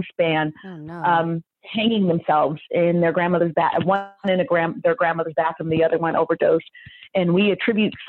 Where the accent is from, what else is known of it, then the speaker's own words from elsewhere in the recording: the Bay Area, California, United States; now in Sacramento, United States; growing up in the Bay